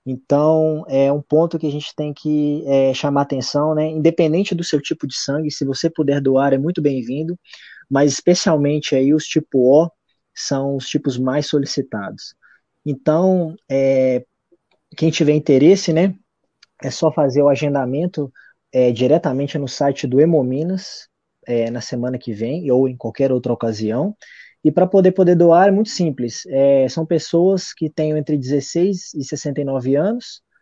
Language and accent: Portuguese; Belo Horizonte, Minas Gerais, Brazil; born there; cidade de Belo Horizonte, Minas Gerais, que é onde eu nasci